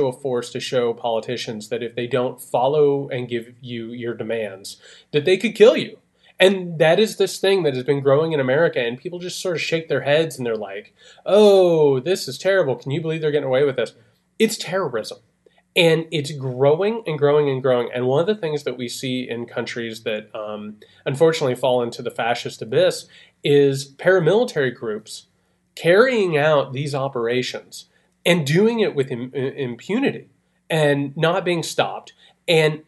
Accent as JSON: {"language": "English", "region": "Midwest", "country": "United States", "said": "I'm from the Midwest"}